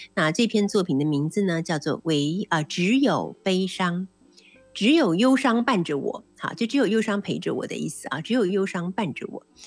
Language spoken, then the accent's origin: Chinese; Taiwan; 不管是我们台湾那个岛屿